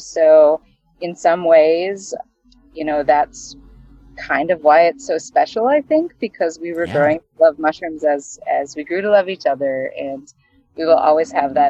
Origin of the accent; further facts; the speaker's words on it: Wisconsin, United States; And so both Trent and I are Midwesterners. I grew up in Wisconsin and Trent in Ohio. And we spent a ton of time outside in nature as kids.